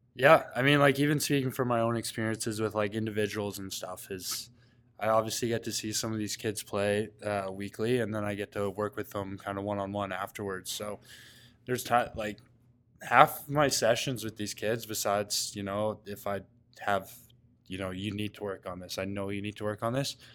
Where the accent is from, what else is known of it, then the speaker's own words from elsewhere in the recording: Coquitlam, British Columbia, Canada; moved away; growing up in Coquitlam, it's a hotbed for lacrosse out west.